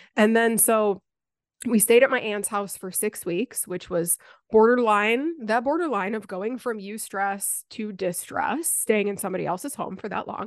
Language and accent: English; Buffalo, New York, United States; moved away as an adult; now in the Carolinas, United States; I moved a, a little bit over a year ago from Buffalo, like my hometown